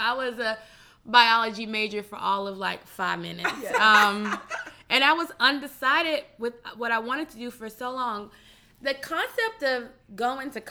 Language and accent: English; Memphis, Tennessee, United States; I grew up in Memphis. I'm a proud Memphian